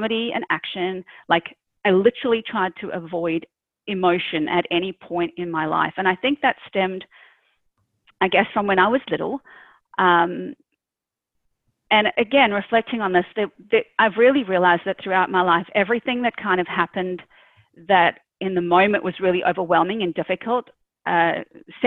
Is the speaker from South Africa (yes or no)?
yes; South Africa; moved away as an adult; now in Australia; originally born and raised in South Africa. I immigrated to Australia when I was I think 30